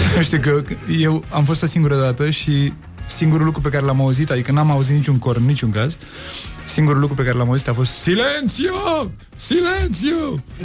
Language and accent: Romanian; Bucharest, Romania; also born or lived in Cluj; cartierul Pantelimon, de unde sunt eu de origine